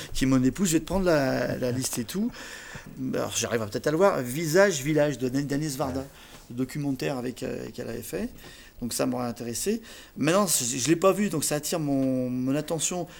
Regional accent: Saint-Symphorien-sur-Coise, Auvergne-Rhône-Alpes, France; also born or lived in Saint-Martin-en-Haut; je suis né à Saint-Saint d'abord

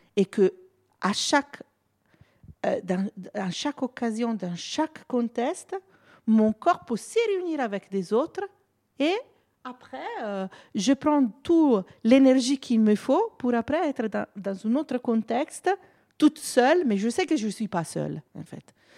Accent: Italy; French is a second language; now in France; je suis italienne

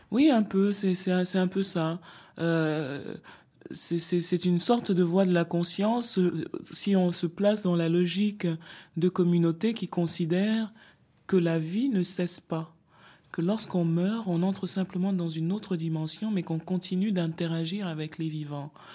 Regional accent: Cameroon; je viens d'un pays dont les langues officielles sont le français et l'anglais. Le Cameroun est un pays bilingue

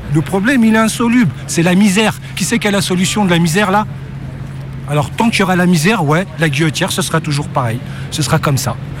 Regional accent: France; je suis né dans ce pays, je suis né à l'Hôtel Dieu en 1971

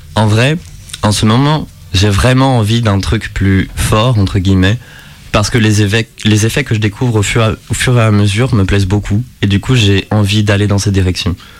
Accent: Bourgogne-Franche-Comté, France; moved away; J'ai passé une grande partie de mon enfance dans le Morvan

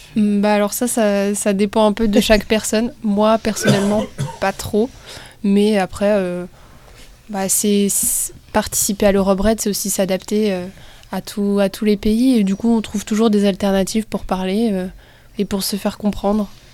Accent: Brittany, France; Nous, on vient de Bretagne

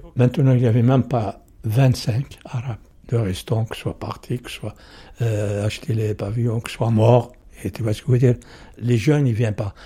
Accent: Morocco; French is a second language; moved away as an adult; now in Sevran, France; Je suis venu avec 170 personnes, avec la police du Maroc

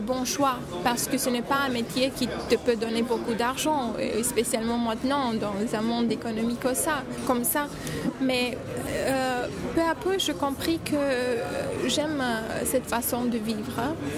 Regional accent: Romania; French is a second language; moved away as an adult; also born or lived in Bucharest; now in Paris, France; je viens de Roumanie.

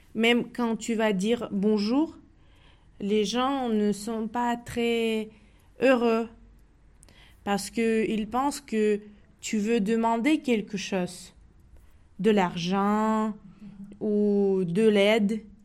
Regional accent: Russia; French is a second language; now in Grenoble, France; je suis russe

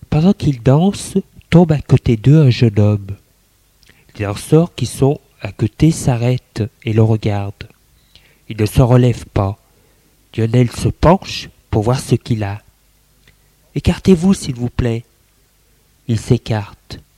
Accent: Lyon, Auvergne-Rhône-Alpes, France; Moi, je suis lyonnaise. Je fais mon droit.

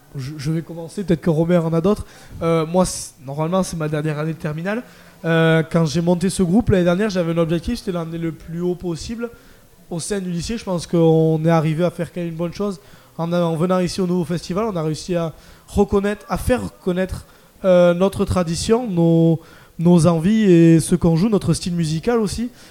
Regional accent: Landes, Nouvelle-Aquitaine, France; je viens des Landes, donc euh, sur, AR sur Adour

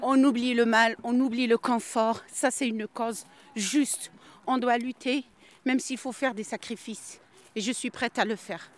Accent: Algeria; moved away; Je suis algérienne

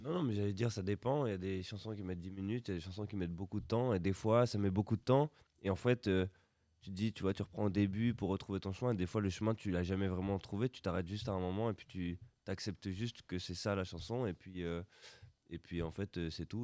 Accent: Roubaix, Hauts-de-France, France; on vient de Roubaix

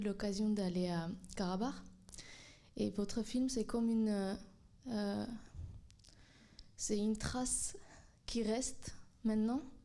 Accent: Armenia; je suis arménienne d'Arménie

